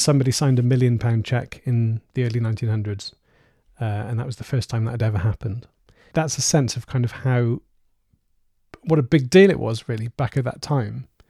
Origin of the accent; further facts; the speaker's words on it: Cardiff, Wales, United Kingdom; This is the capital city of Wales, my hometown. It's Cardiff